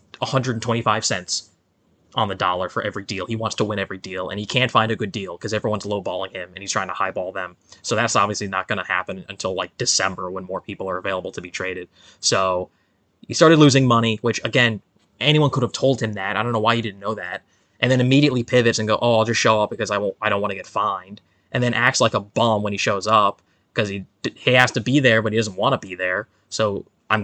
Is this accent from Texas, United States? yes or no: no; New York, United States; I'm a New Yorker